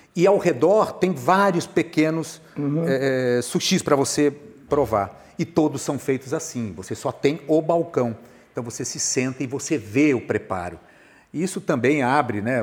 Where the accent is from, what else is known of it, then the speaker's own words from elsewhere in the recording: Bauru, São Paulo, Brazil; moved away as an adult; now in Rio de Janeiro, Brazil; Eu sou de Bauru. Bauru, eu morei na zona rural de Bauru durante um tempo, a minha infância eu morei